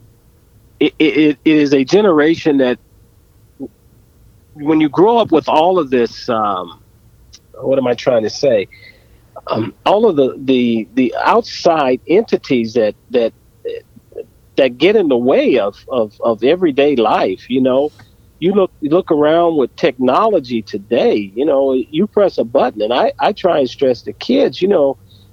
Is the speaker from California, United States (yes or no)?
yes; Southern California, United States; growing up in Southern California, I lived across the street from a wood